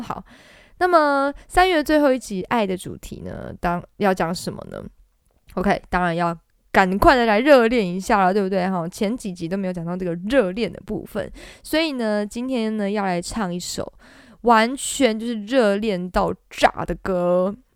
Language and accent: Chinese; Taiwan; 我们东方人，或者是我们台湾人